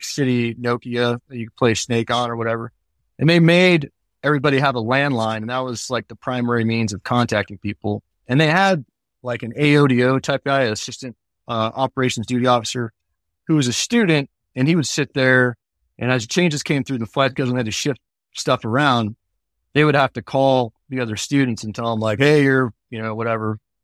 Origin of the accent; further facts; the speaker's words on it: Bay Area, California, United States; I grew up in the Bay Area